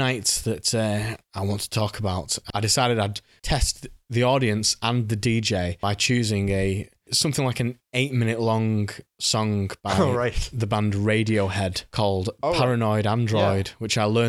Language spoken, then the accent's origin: English; the north of England, United Kingdom; accent: northern; It's my northern accent.